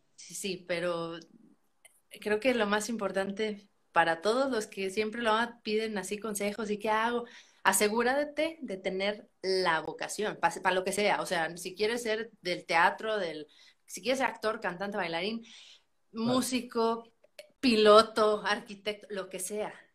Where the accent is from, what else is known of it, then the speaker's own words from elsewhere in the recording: San Luis Potosí, Mexico; yo soy de San Luis Potosí